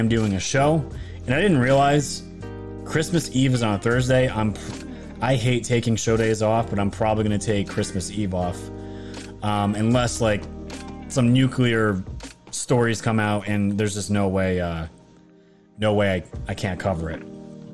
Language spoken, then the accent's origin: English; New York, United States; growing up in New York my entire life